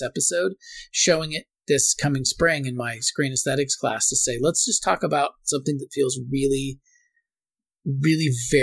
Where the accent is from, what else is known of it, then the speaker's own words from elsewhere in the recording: Portland, United States; I grew up in Portland